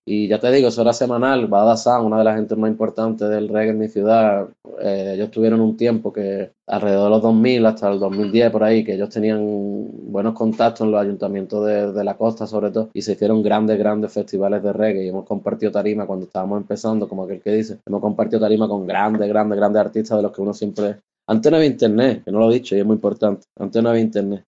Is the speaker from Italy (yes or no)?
no; Málaga, Andalusia, Spain; nací en Málaga en el año 84. Eh, empecé a hacer música, música, lo que es música con ocho añillos, en la banda de mi barrio